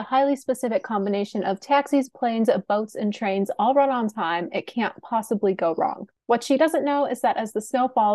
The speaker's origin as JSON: {"language": "English", "town": "Chicago", "region": "Illinois", "country": "United States", "said": "I'm from Chicago."}